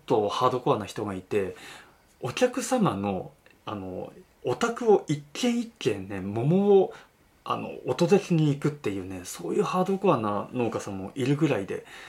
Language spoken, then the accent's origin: Japanese; Yamanashi, Japan; also born or lived in Okinawa; 僕は出身が山梨県